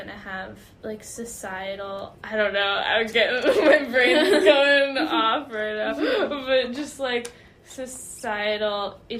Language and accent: English; United States; I grew up in the States under Obama